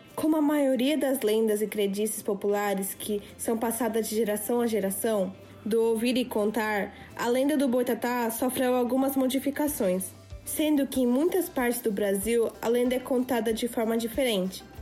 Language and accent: Portuguese; Japan; also born or lived in Brazil; nasci no Japão e sempre estudei na escola japonesa